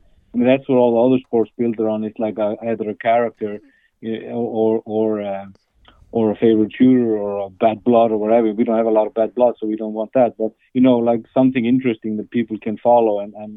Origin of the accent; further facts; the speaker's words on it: Iceland; now in Norway; I'm from Iceland